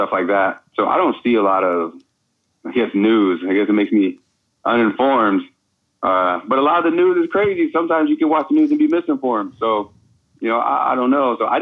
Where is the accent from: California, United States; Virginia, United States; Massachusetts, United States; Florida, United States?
Virginia, United States; Herndon; moved away as an adult; I grew up in Herndon, Virginia, Fairfax County, the DMV, a 703 area code. Yeah, that's my home right there